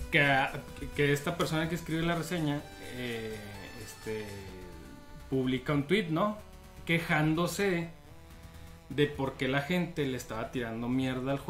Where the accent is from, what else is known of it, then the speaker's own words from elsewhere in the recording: Mexico; como mexicanos